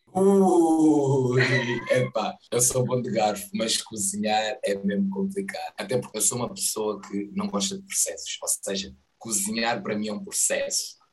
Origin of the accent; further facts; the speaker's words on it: Loures, Lisbon, Portugal; also born or lived in Angola; no bairro onde eu cresci, é na Portela da Zóia, pertence ali a Bobadela